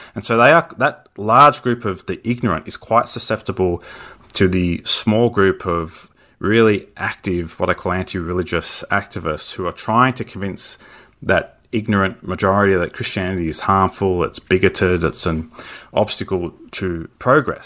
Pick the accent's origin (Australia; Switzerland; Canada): Australia; as an Australian